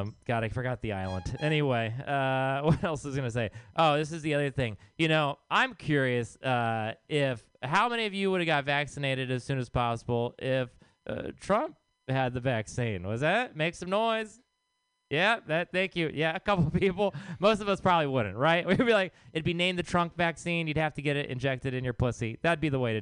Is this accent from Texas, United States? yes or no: yes; Texas, United States; now in San Francisco, United States; I am from Texas.